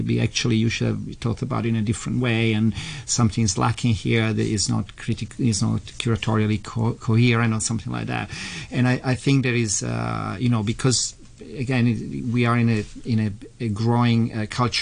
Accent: Italy; also born or lived in London; now in Hong Kong; I come originally from Italy, via London

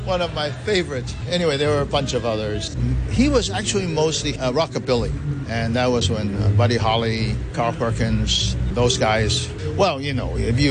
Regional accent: Hong Kong; I was born and raised in Hong Kong.

